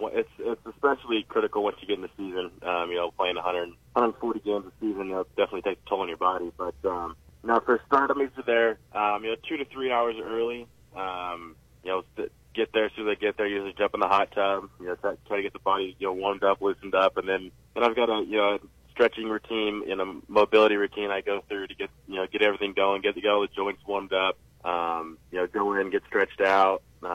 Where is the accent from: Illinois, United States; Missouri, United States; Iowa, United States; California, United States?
California, United States; Yeah, so I was always an Angels fan growing up.